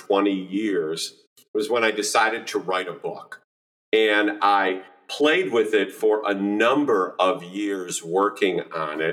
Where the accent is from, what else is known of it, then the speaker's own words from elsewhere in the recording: Chicago, Illinois, United States; moved away as an adult; now in southern Indiana, United States; I grew up in the Chicagoland area